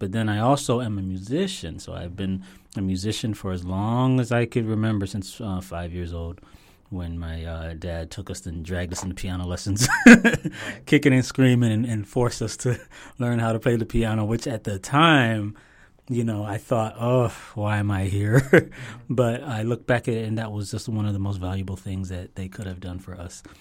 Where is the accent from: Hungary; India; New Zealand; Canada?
Canada; Toronto, Ontario; now in Florida, United States; I was born in Toronto, Canada